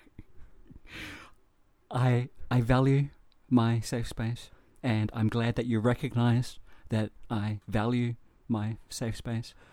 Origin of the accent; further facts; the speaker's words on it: New Zealand; growing up in New Zealand